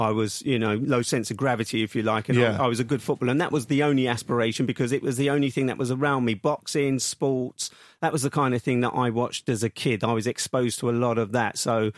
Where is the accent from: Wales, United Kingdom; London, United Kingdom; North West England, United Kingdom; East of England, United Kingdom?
London, United Kingdom; accent: Cockney; I was born on the King and Queen Street on Woolworth Road, which is in Southeast London, and I'm a true Cockney, although I changed the tone of my voice over the years of being a BBC journalist.